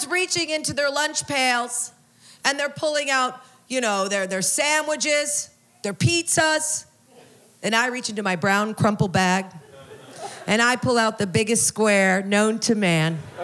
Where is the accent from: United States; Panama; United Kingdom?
United States; Oklahoma; I grew up Jewish in Oklahoma.